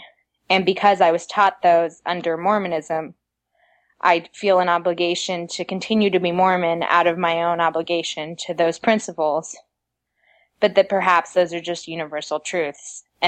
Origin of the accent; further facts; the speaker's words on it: Madrid, Community of Madrid, Spain; because of the foundation I had in the church as a child, because I grew up in Madrid. We were a very small congregation.